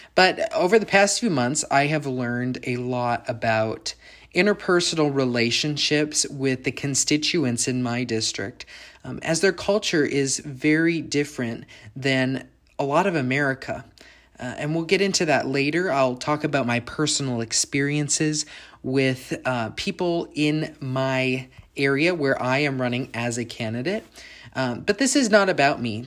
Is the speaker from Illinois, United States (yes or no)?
yes; Bloomington, Illinois, United States; moved away as an adult; also born or lived in Upper Peninsula of Michigan; now in Louisville, United States; my hometown of Bloomington, Illinois, um, where I've lived all, much of my life, where I was born